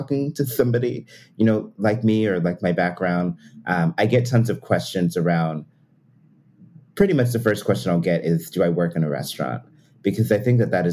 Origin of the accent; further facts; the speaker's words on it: Pennsylvania, United States; I grew up in Pennsylvania